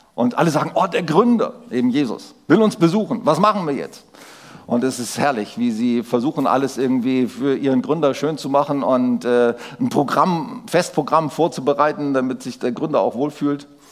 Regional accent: Germany; als, als Deutsche

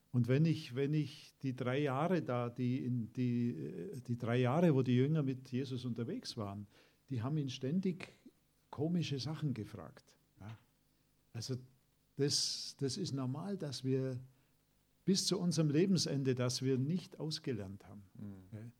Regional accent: Germany; wir als Deutsche

